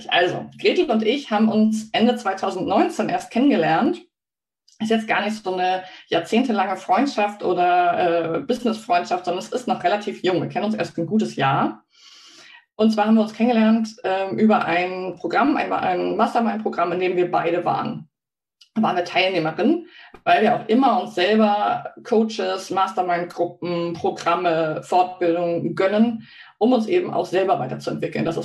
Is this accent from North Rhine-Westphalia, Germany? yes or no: no; Hamburg, Germany; ich komme aus Hamburg und ich wohne im Wald. Ja, das stimmt.